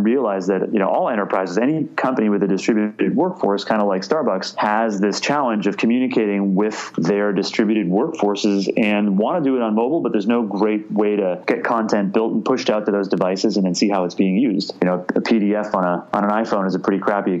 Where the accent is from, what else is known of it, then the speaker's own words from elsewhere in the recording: Canada; now in United States; being Canadian